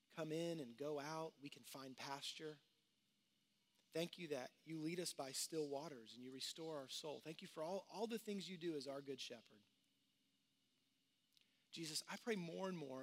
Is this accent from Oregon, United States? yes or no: no; Houston, Texas, United States; I grew up in Texas, in Houston